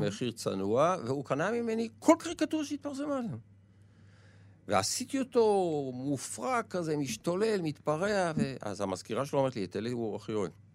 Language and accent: Hebrew; Israel; אני יצאתי מהקיבוץ